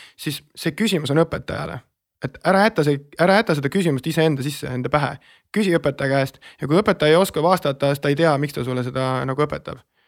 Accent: Estonia; ma olen äh, E-, eestlane, eesti rahvusest on parem öelda

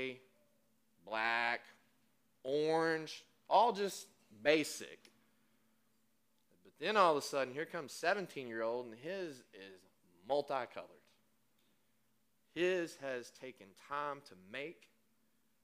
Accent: West Texas, United States; now in Arlington, United States; I'm from West Texas, we wear blue jeans, we don't read well, we talk funny

